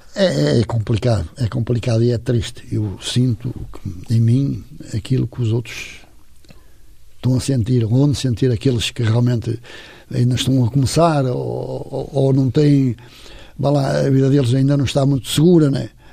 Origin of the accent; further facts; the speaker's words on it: Matosinhos, Porto District, Portugal; also born or lived in Infesta; sou de Matozinhos